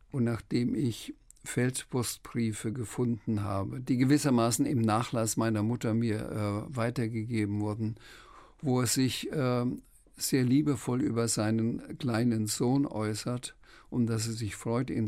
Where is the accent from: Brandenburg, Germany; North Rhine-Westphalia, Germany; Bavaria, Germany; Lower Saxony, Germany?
Bavaria, Germany; Schweinfurt; Friedrich Rückert, ähm, der auch in Schweinfurt ähm, gelebt hat, wo ich herkomme, auch Franke war